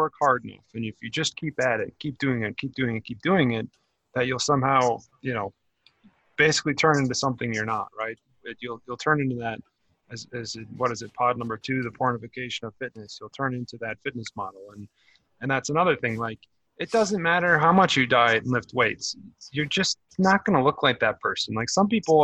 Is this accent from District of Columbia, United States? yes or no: no; Wisconsin, United States; growing up in a small town, you know, there is no rock climbing. It was in Wisconsin